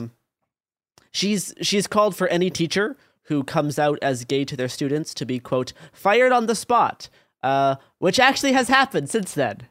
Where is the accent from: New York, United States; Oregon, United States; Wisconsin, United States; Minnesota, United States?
Oregon, United States; Portland; growing up in Portland, Oregon in, like, the twenty teens